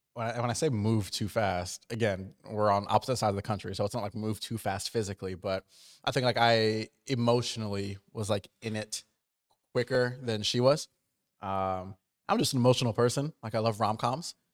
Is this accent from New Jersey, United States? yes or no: yes; New Jersey, United States; moved away; I grew up on the East Coast, but I grew up, like, in Jersey